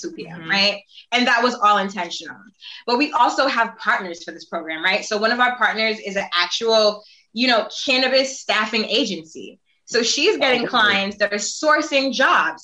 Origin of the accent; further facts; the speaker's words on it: New York City, New York, United States; I grew up in East Flatbush, very, you know, Caribbean, but also not the wealthiest, you know, zip code